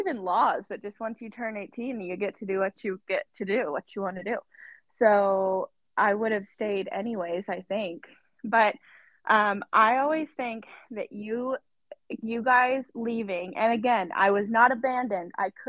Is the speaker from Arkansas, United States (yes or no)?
yes; Arkansas, United States; moved away as an adult; now in Washington, United States; I'm from Arkansas, but I live in Washington